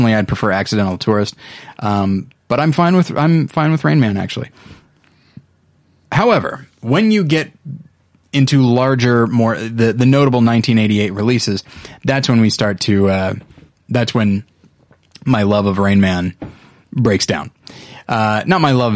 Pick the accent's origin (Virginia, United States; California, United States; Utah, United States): California, United States; Taft; Taft, California, where I'm from.